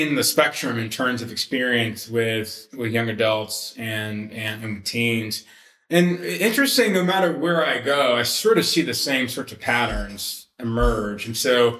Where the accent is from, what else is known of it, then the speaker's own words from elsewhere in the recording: Atlanta, Georgia, United States; I was raised in Atlanta, raised in a United Methodist church.